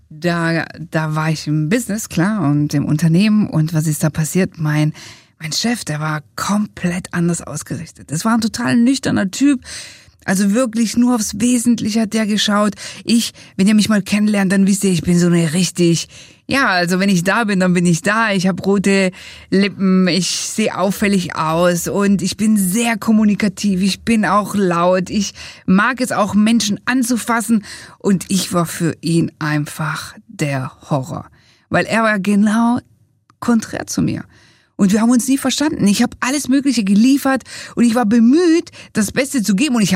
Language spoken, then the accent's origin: German; Italy; als wir unser Buch geschrieben haben, haben wir gesagt, ja, wir sind doch Italiener